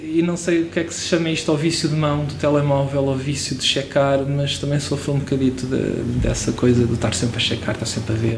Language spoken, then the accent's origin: Portuguese; Portugal; first language Portuguese; como português